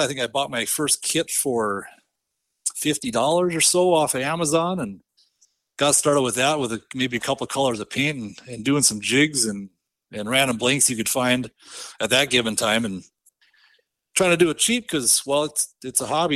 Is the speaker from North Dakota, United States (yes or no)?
yes; northwest of Bismarck, Southern North Dakota, United States; I grew up in Southern North Dakota, kinda just northwest of Bismarck a little bit